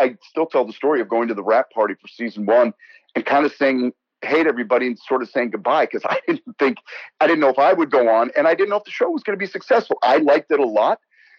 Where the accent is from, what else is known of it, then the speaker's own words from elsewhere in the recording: Teaneck, New Jersey, United States; born there; now in Manhattan, United States; so that got me back to New York and my roots and my family here and Jersey roots, actually, because I was born in Teaneck, New Jersey. And but then 25 years in Manhattan.